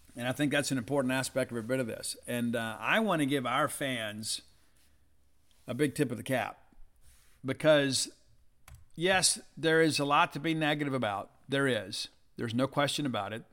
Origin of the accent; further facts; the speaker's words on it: South Mississippi, United States; I'm from South Mississippi, you know, so we shelled peas